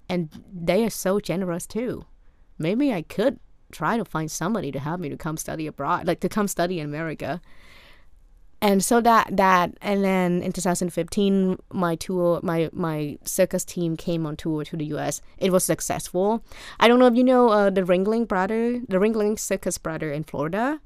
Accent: Cambodia; English is a second language; moved away as an adult; also born or lived in Maryland, United States; now in United States; I am from Cambodia

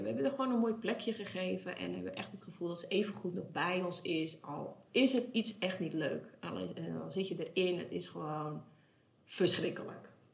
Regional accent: West Friesland, North Holland, Netherlands; we komen uit West-Friesland.

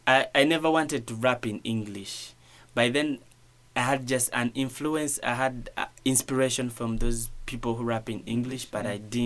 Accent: Uganda; English is a second language

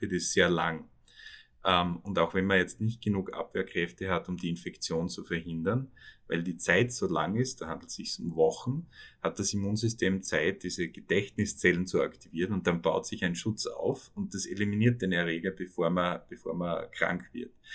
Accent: on the Carinthian border, Styria, Austria; moved away as an adult; also born or lived in Köflach / Vienna; now in New York, United States; Ich bin auch Steirer, ich bin auf der Backe aufgewachsen, also an der Kärntner Grenze eigentlich, hart an der Grenze

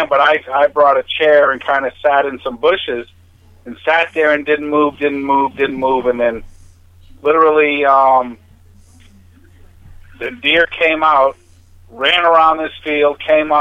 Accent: New Hampshire, United States; moved away as an adult; now in San Diego, United States; originally from New Hampshire, but I went in the Navy and retired out of the Navy you know, 26 years

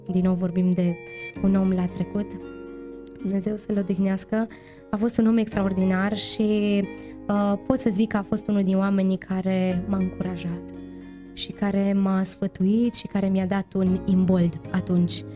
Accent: Romania; despre țara noastră, despre România

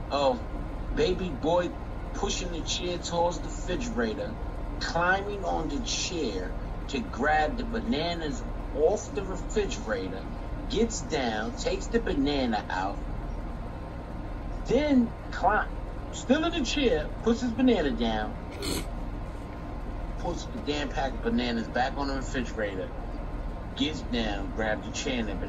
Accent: Brooklyn, New York, United States; I'm from Brooklyn, but see, Mac Boogs did it.

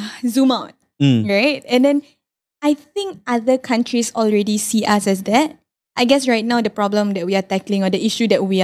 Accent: Singapore; So basically I said I'm from Singapore

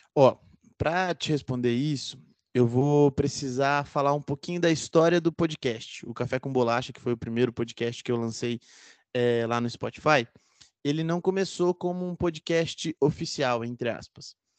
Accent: Londrina, Paraná, Brazil; Eu fiz filosofia aqui na Universidade Estadual de Londrina, onde eu nasci e moro até hoje.

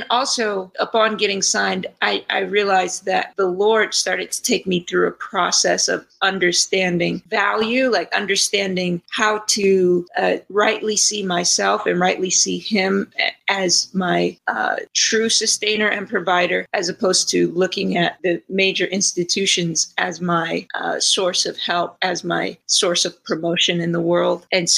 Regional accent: Detroit, Michigan, United States; also born or lived in New York area; now in Dallas, United States

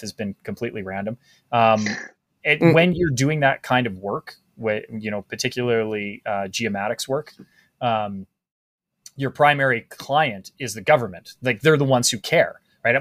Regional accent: Canada; I'm a Canadian

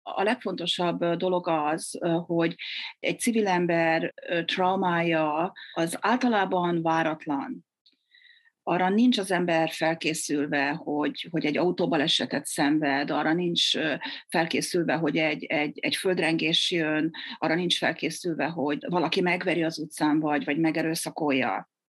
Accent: Győr, Győr-Moson-Sopron, Hungary; moved away as an adult; now in Canada; én is győri vagyok

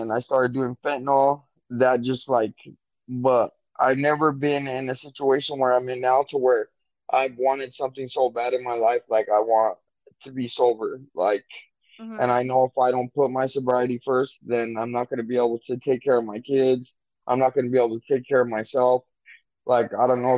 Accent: Albuquerque, New Mexico, United States; moved away as an adult; now in Phoenix, United States; I'm from Albuquerque, New Mexico

